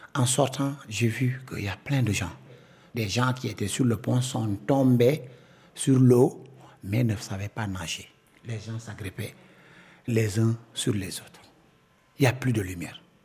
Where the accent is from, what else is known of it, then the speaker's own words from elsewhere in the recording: Casamance, Senegal; je suis euh, de la Casamance